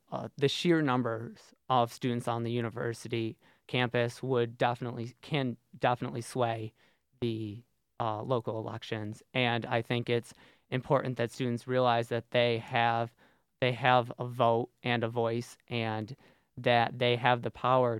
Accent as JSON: {"language": "English", "town": "Syracuse", "region": "New York", "country": "United States", "moved": "as an adult", "lives_now": "Binghamton, United States", "said": "I'm from Syracuse"}